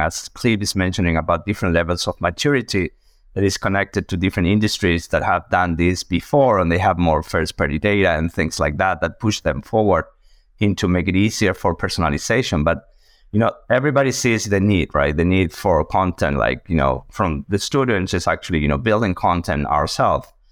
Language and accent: English; Argentina; moved away as an adult; also born or lived in United States; now in Boston, United States; originally a mathematician from Argentina, as you can see on my accent